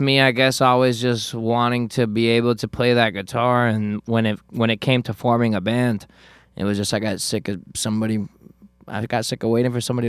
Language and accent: English; South Florida, United States; I'm Cuban, for those of you that don't know. Although I have a bit of a 9/11 look to me, I am Cuban. I'm from South Florida.